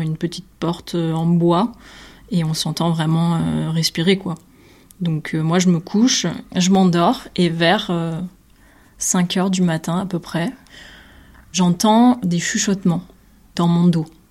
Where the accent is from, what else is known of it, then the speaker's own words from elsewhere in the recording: Nîmes, Occitania, France; moved away as an adult; also born or lived in Brussels; Je suis originaire de Nîmes